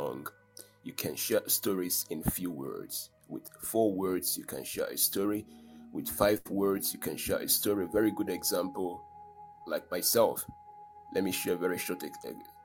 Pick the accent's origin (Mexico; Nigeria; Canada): Nigeria; I'm proudly a Nigerian man, an African man